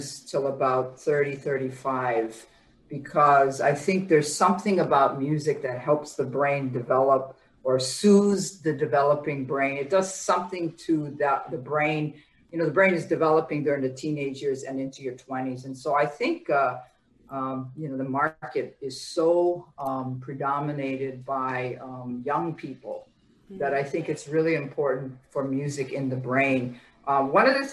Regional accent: Honolulu, Hawaii, United States; moved away as an adult; now in New York City, United States; I'm actually born and raised in Honolulu, biracial

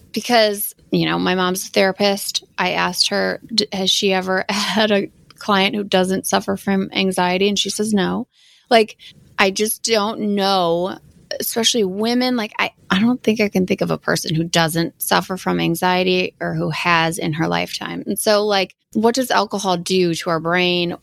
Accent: Wisconsin, United States; I'm from Wisconsin

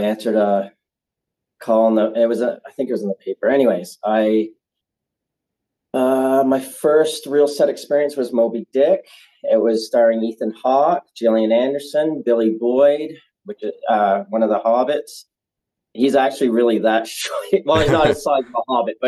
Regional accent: Nova Scotia, Canada; moved away; also born or lived in Niagara Falls, Ontario; I'm originally from Nova Scotia on the East Coast

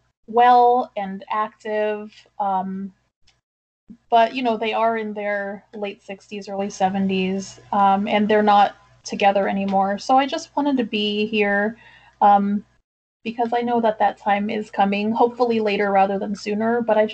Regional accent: San Diego, California, United States; I am from San Diego.

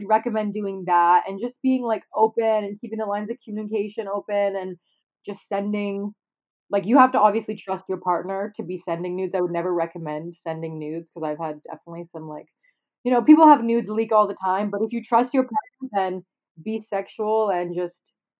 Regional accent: Canada; Yeah, I'm Canadian.

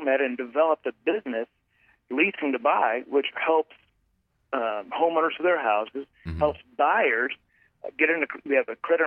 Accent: Fort Worth, Texas, United States; I grew up around the Fort Worth area, mm-hmm. and I lived here

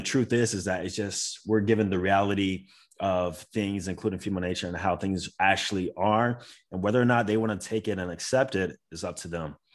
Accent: Florida, United States; I am from Florida

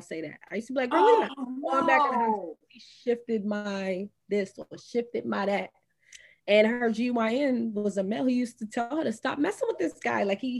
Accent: Brooklyn, New York, United States; now in Queens, United States; I live in Queens now, but I was born and raised in Brooklyn

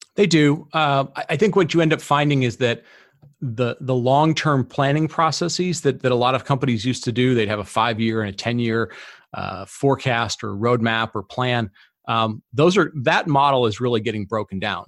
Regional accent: Detroit, Michigan, United States; I grew up in Detroit

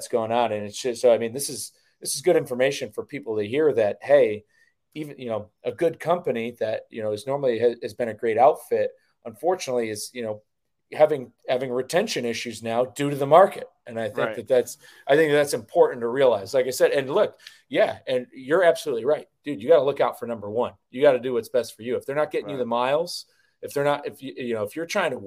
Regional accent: Northeast, United States; we're from the Northeast. We know what winter feels like

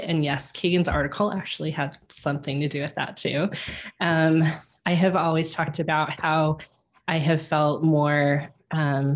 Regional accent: Colorado, United States; moved away as an adult; also born or lived in Kansas City; I moved from Kansas City back to Colorado. I'm a native in Colorado

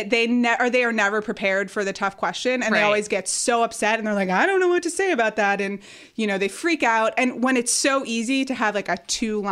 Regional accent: United States; I'm American, an American who was born in 1984

